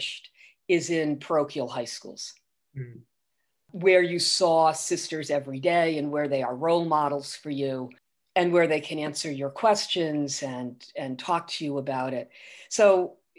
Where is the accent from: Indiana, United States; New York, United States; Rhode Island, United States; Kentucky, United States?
Rhode Island, United States; Providence; I grew up right near Providence College